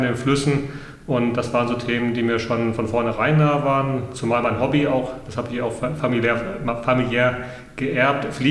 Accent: Hesse, Germany; Ich bin, da muss ich mich outen, Landei. Ich bin auf dem Land groß geworden in Mittelhessen und äh, wir haben direkt an der Natur gelebt und damit auch mit der Natur.

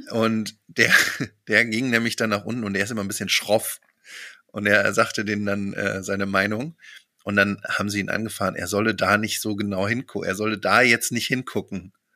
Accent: Germany; als Deutsche

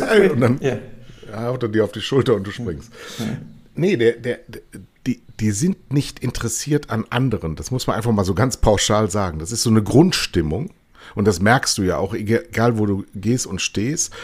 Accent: Germany; als Deutscher

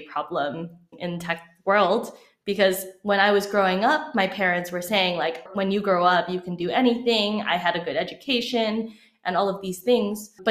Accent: California, United States; growing up in Silicon Valley

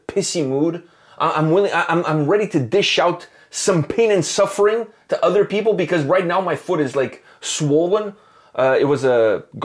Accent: Canada; We're Canadian

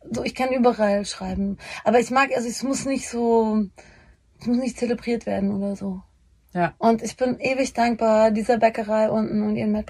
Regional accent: Bavaria, Germany; Aber auch äh, Homosexualität war damals noch, ich komme aus Bayern, das müssen wir schon noch so ein bisschen, das ist voll okay

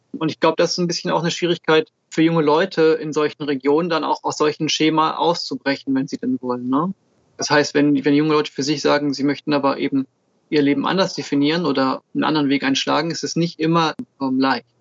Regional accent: Switzerland; now in Germany; Ich bin in der Schweiz geboren

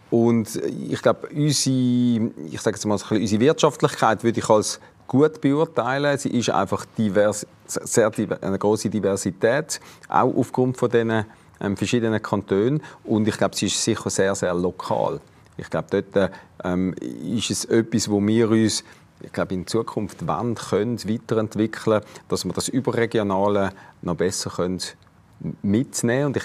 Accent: Basel, Basel-Stadt, Switzerland; Jetzt muss ich das als Basler erklären.

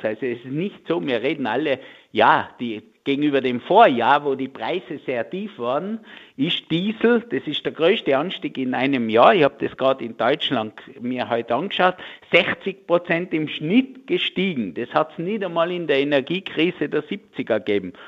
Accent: Tyrol, Austria; bei uns in Tirol

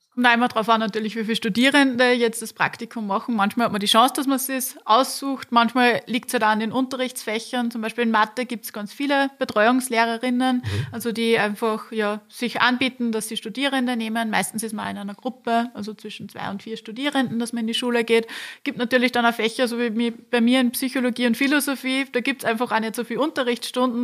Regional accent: Linz, Upper Austria, Austria; ich bin ganz in der Nähe vom Campus aufgewachsen

